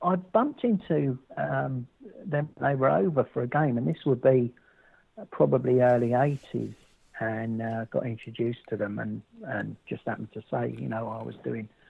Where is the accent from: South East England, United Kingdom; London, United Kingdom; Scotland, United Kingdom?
London, United Kingdom; where I was born and raised in Barnes.